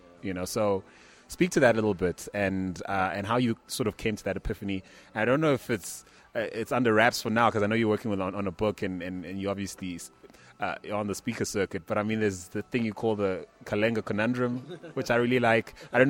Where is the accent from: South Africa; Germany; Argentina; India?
South Africa; As a South African investor in the U.S.